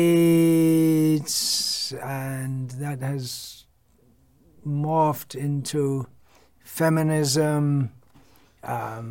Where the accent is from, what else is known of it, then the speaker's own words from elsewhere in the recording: England, United Kingdom; moved away; I was born and raised in England